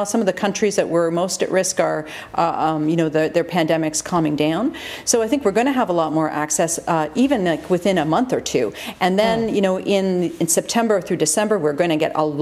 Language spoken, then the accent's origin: English; Canada; now in Australia; I'm Canadian